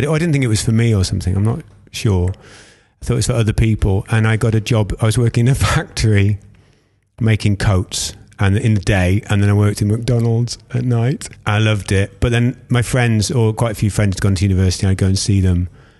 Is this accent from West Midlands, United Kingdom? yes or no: no; Derby, East Midlands, United Kingdom; born there; also born or lived in Stourbridge; But yeah, born in Derby. Moved to Stourbridge when